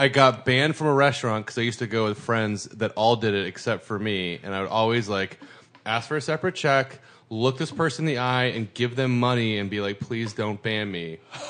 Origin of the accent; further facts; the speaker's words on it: Santa Cruz, California, United States; now in Los Angeles, United States; I grew up in Santa Cruz, but I moved here in 2002